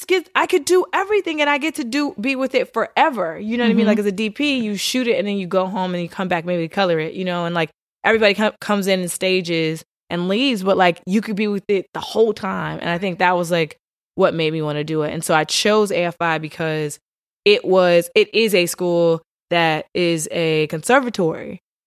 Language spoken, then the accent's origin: English; Richmond, Virginia, United States; I'm from Richmond, Virginia. I am a daughter of a preacher and a teacher. I went to Howard University, Bison.